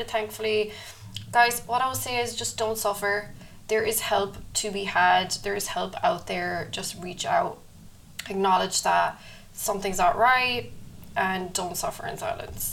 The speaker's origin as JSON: {"language": "English", "country": "Ireland", "said": "Being Irish"}